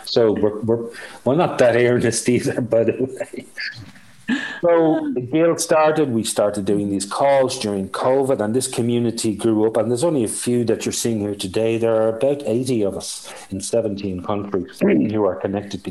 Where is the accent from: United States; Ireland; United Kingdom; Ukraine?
Ireland; accent: Irish; I'm Irish